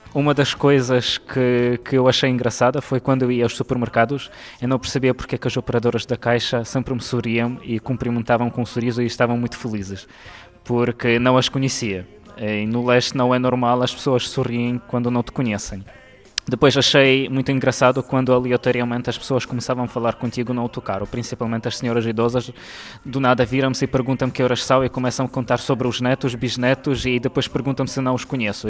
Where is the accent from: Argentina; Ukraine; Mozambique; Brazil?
Ukraine; Lviv, Lviv Oblast; Portuguese is a second language; now in Portugal; eu sou de Lviv